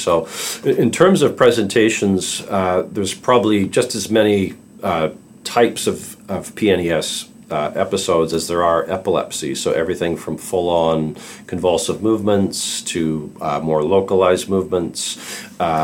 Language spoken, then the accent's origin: English; Calgary, Alberta, Canada; I'm a pediatric psychologist from Calgary, Canada